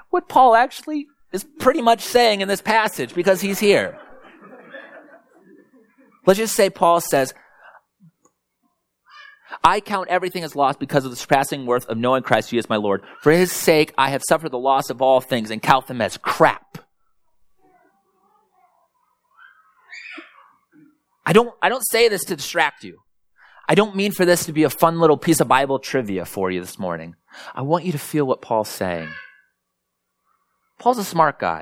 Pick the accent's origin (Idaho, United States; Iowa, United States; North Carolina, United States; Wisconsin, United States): Iowa, United States; Springville; also born or lived in North Minneapolis; now in Minneapolis, United States; I grew up in Springville, Iowa, about an hour and 15 minutes south